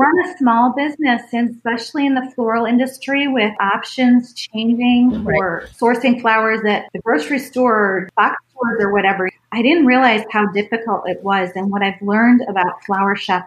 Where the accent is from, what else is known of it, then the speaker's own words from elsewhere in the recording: Cleveland, Ohio, United States; I was born and raised in Cleveland